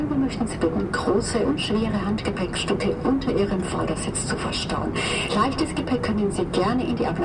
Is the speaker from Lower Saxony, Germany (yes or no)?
no; Franconia, Bavaria, Germany; accent: Franconian; das fränkische R, abtrainiert, weil ich das unprofessionell finde. Im persönlichen Gespräch mit den Gästen ist es drin, klar, das ist mein Dialekt.